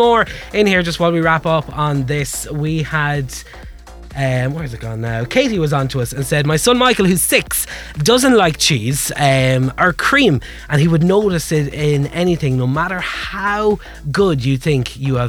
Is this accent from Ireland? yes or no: yes; Wexford, Leinster, Ireland; I have to say it very quietly because I'm from Wexford and I could get in a lot of trouble